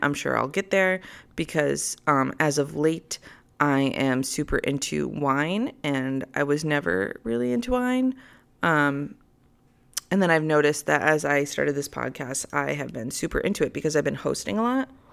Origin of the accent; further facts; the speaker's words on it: United States; I'm American